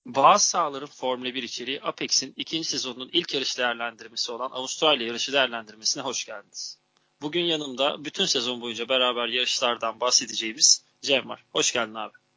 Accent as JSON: {"language": "Turkish", "country": "Turkey"}